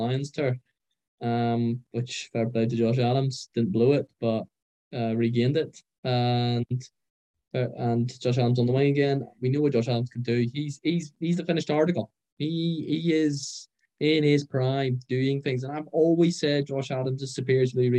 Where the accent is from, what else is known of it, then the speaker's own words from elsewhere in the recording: Ireland; I'm an Irishman